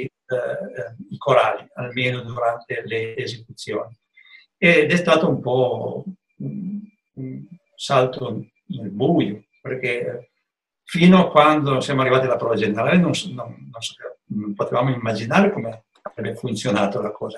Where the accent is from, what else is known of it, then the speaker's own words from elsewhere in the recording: Piedmont, Italy; io da buon piemontese